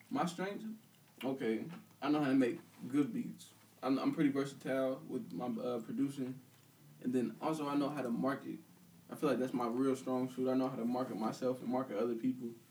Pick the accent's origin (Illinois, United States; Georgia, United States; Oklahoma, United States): Illinois, United States; Peoria; I'm from Peoria. I had no problem admitting that. Everybody knows me from school